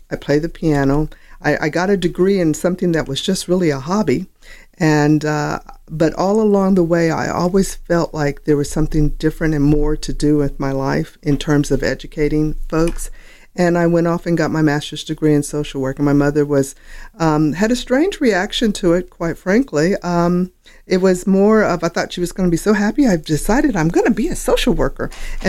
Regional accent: Sioux City, Iowa, United States; born there; Okay, I was born in Sioux City, Iowa.

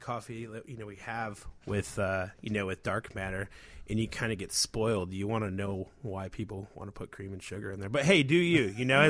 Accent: Chicago, Illinois, United States; And I really believe that being a Chicagoan is very funny, you know, because I bet today everyone's like, snow, like, and just going, you know, mm-hmm.

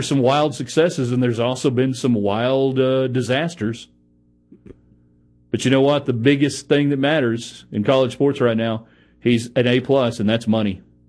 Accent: New Mexico, United States; I'm from New Mexico, and I introduced a bunch of hillbillies to real Mexican food.

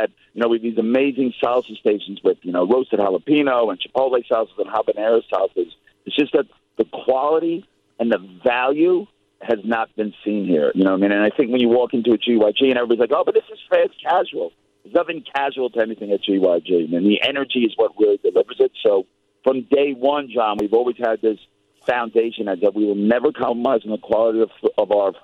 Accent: New York, United States; moved away as an adult; now in Australia; growing up in New York

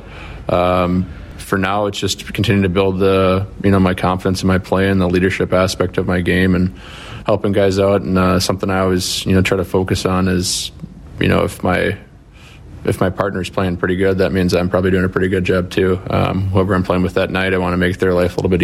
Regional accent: United States; being American

